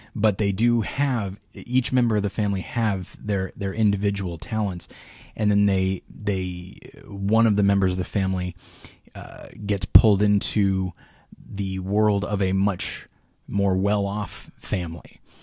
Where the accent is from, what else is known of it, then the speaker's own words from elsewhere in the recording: Taft, California, United States; my hometown of Taft, which is about forty minutes away from Bakersfield.